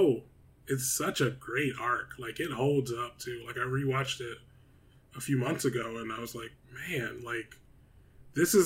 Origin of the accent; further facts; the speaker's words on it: Detroit, Michigan, United States; moved away; And I'm black, I was from Detroit